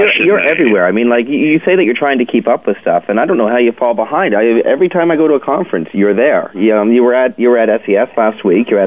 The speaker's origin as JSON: {"language": "English", "country": "Canada", "said": "many of us Canadians."}